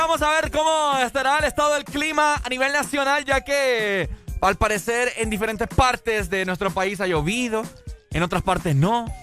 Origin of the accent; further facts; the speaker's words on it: Honduras; Capital industrial de mi querido país Honduras